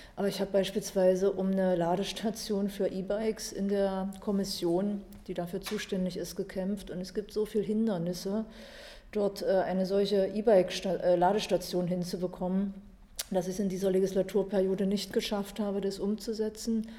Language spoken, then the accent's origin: German; Dessau, Saxony-Anhalt, Germany; aus Dessau. Da bin ich geboren und lebe bis heute dort